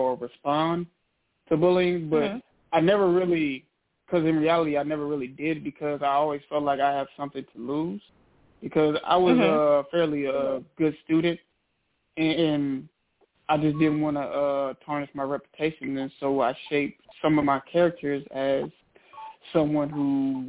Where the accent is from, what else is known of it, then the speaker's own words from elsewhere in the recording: Trenton, New Jersey, United States; I was born in Trenton, New Jersey, and that's where I spent most of my adolescent years. I have to say, growing up, in New Jersey, well, in Trenton, it was pretty rough. Had it kind of hard.